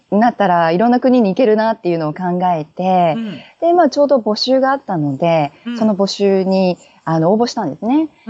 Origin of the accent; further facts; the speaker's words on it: Mie, Japan; now in Australia; 三重県の出身です。あまり周りにいないですけど。